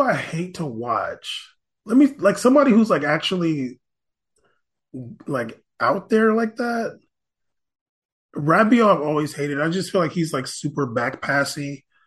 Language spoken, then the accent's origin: English; United States; I'm American